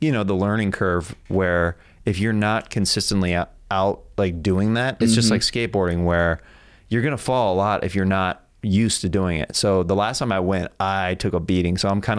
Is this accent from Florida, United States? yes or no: no; Kansas, United States; So dude, I'm from Kansas.